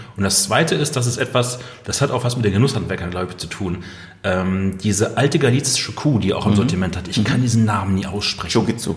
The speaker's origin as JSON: {"language": "German", "area": "Ruhr area", "region": "North Rhine-Westphalia", "country": "Germany", "said": "im Ruhrgebiet, da wo ich herkomme"}